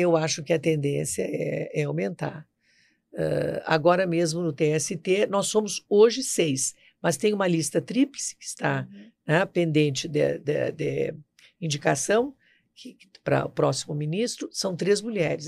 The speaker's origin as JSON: {"language": "Portuguese", "region": "Rio Grande do Sul", "country": "Brazil", "moved": "as an adult", "lives_now": "Brasília, Brazil", "said": "eu vim do Rio Grande do Sul para cá ainda é estudante, né, da faculdade"}